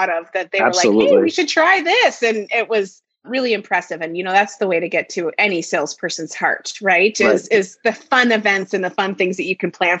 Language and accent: English; Minnesota, United States; I have been born and raised in Minnesota